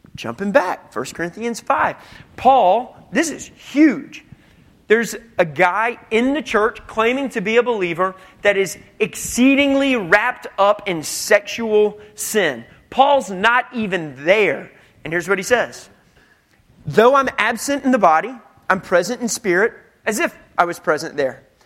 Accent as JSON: {"language": "English", "country": "United States", "said": "we're American"}